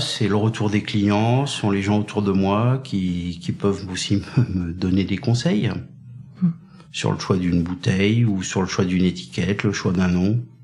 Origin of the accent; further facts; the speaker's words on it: Brittany, France; moved away as an adult; also born or lived in Languedoc-Roussillon; Moi, je suis breton